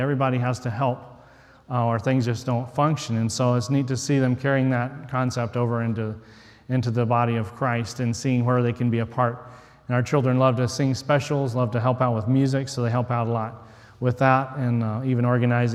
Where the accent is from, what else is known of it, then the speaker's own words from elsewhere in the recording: West Texas, United States; moved away; I grew up in West Texas in the desert, hardly know anything about fishing